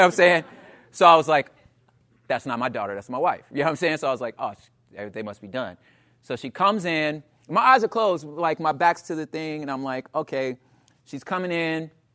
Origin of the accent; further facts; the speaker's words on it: Los Angeles, California, United States; also born or lived in Portland / Oakland; I'm from South Central Los Angeles, um, and in and around California, the L A area, I've been there for most of my life